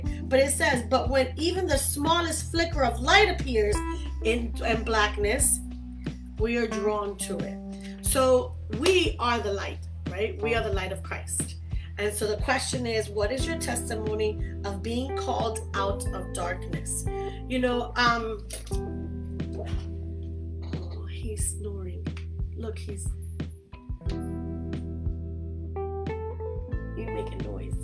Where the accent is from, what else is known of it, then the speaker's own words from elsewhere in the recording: New York City, New York, United States; moved away as an adult; now in Florida, United States; In Brooklyn, New York, I was raised and born there